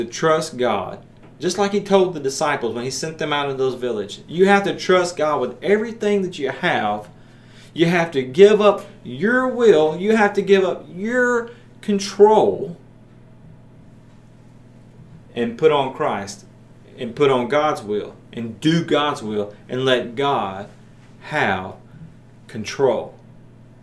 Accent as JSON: {"language": "English", "town": "Maryville", "region": "Tennessee", "country": "United States", "tie": "born or raised there", "said": "here in Maryville, my hometown"}